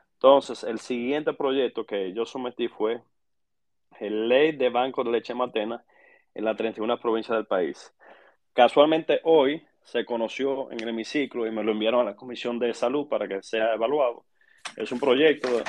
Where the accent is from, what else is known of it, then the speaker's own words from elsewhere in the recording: La Vega, Dominican Republic; soy nativo vegano de pura cepa